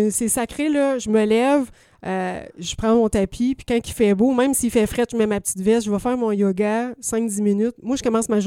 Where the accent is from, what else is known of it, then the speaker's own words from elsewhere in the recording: Quebec, Canada; Oui, je viens du Bas-Saint-Laurent, fait que j'ai appris à faire des beaux A, ma mère.